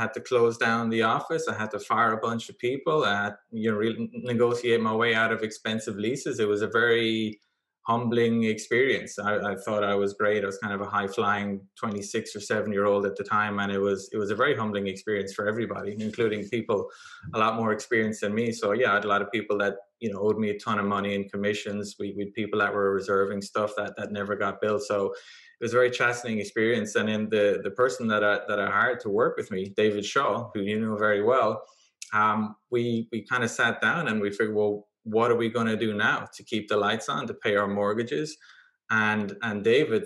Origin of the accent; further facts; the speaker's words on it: Ireland; moved away as an adult; I'm originally from Ireland